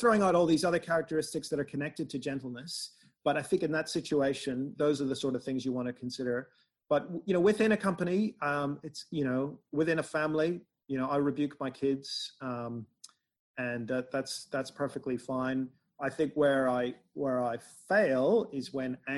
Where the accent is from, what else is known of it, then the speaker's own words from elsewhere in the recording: Northern Ireland, United Kingdom; I'm from Northern Ireland